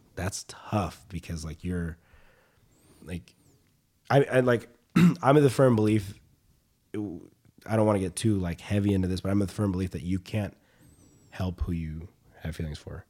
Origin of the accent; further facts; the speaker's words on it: the South, United States; moved away; we grew up in the South, and the South is very, like, masculine